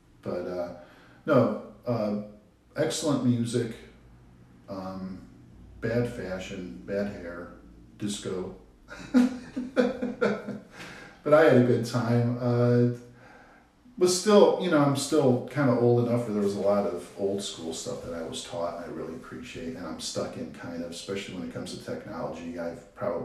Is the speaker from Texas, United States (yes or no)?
no; Avon Lake, Ohio, United States; also born or lived in Cleveland, Ohio; we lived on the east side of Cleveland, and we moved out of there when I was 8. And we moved to Avon Lake, which is up near Cleveland, about 20 miles west